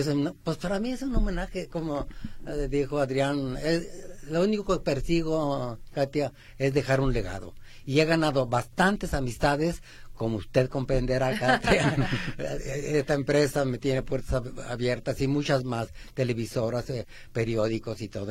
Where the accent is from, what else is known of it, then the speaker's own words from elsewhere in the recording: Aguascalientes, Mexico; now in Guadalajara, Mexico; Cuando yo tenía cinco o seis años, somos de Aguascalientes